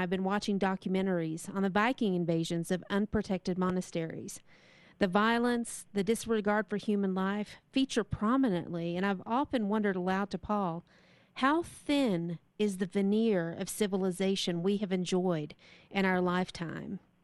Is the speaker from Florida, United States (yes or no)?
no; Texas, United States; moved away; I'm from Texas